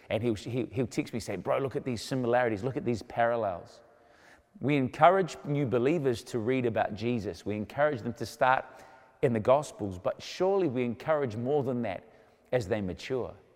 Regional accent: New Zealand; I was born in New Zealand

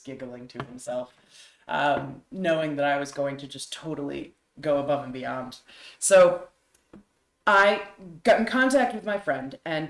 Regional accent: New Hampshire, United States; I was raised in New Hampshire

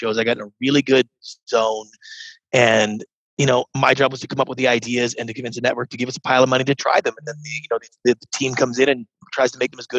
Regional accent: Canada; moved away as an adult; now in United States; I grew up in Canada as a serial entrepreneur

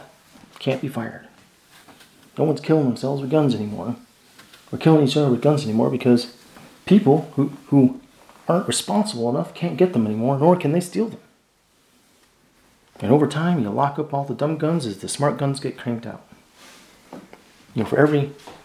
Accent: United States

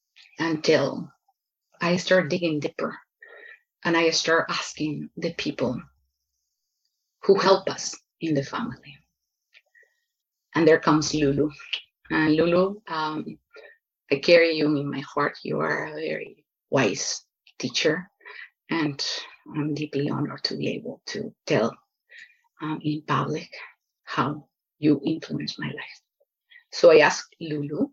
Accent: Lima, Peru; English is a second language; moved away as an adult; now in United States; I grew up in Lima, in Peru

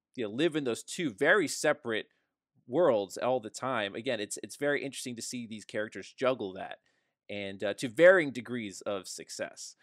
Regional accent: New Jersey, United States; we grew up in New Jersey

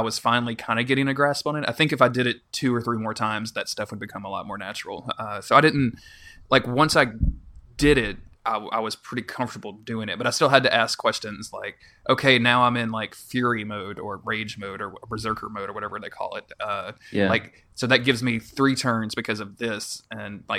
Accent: Louisiana, United States; I'm from Louisiana, so I should have like this real thick Cajun accent.

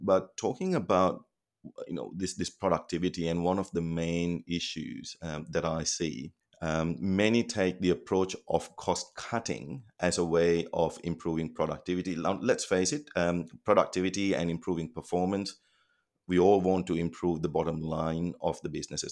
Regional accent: Colombo, Western Province, Sri Lanka; moved away as an adult; now in Australia; I was born in Colombo, Sri Lanka

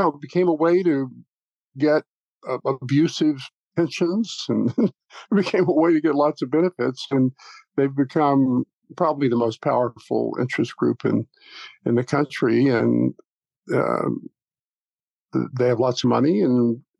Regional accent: the South, United States; moved away; also born or lived in New York; I grew up in the South

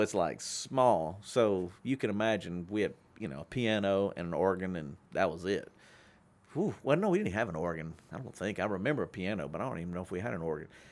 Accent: Shreveport, Louisiana, United States; my hometown

